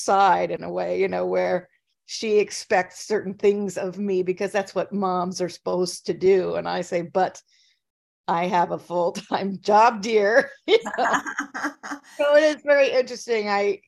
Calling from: Minnesota, United States; Well, I'm in Minnesota. I'm in a small town that's about an hour and 15 minutes southwest of Minneapolis.

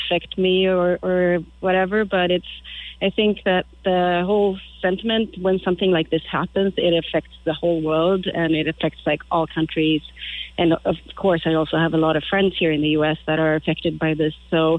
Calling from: Wabeno, Wisconsin, United States; Yeah, I'm actually up in northern Wisconsin in Wabino.

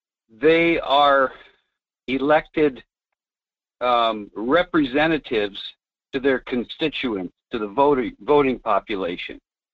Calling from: Fairbanks, Alaska, United States; This is G-Man calling from Fairbanks.

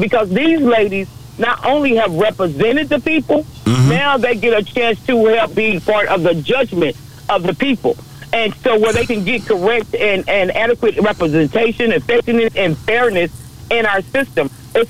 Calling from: Tarrant County, Texas, United States; I'm calling you from Tarrant County.

